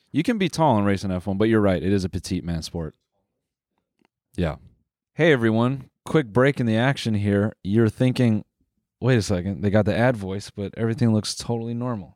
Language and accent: English; Canada; we're Canadian